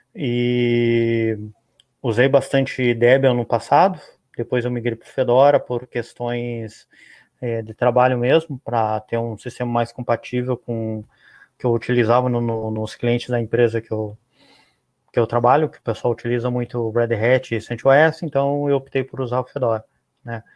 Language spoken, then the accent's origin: Portuguese; Rio Grande do Sul, Brazil; eu moro no Rio Grande do Sul